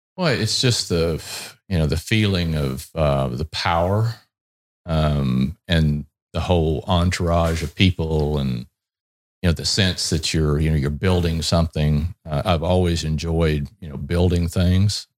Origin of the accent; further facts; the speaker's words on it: Texas, United States; I'm originally from Texas, Um, and, you know, being in Texas, growing up in Texas